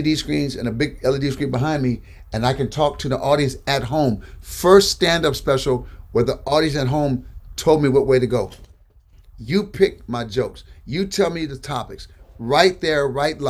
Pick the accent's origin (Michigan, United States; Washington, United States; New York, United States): Michigan, United States; Benton Harbor; I'm from Benton Harbor, Michigan